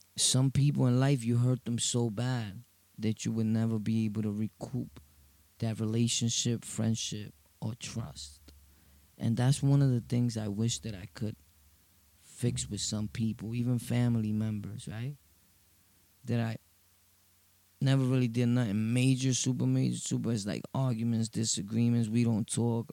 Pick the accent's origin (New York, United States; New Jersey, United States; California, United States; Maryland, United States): New York, United States; New York City; from Brooklyn, Sunset Park